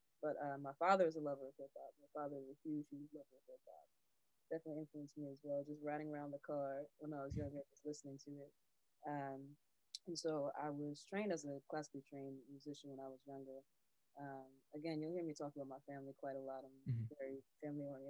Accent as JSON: {"language": "English", "town": "New York City", "region": "New York", "country": "United States", "tie": "born or raised there", "also_born_or_lived": "Englewood, New Jersey", "said": "So I grew up back and forth between Inglewood, New Jersey and Harlem, New York"}